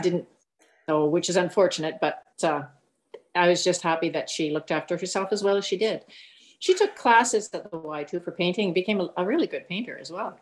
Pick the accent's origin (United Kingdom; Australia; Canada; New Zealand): Canada; Winnipeg, Manitoba; also born or lived in Southwestern Ontario; now in Ontario, Canada; I grew up in Winnipeg my early years. Then we moved to Southwestern Ontario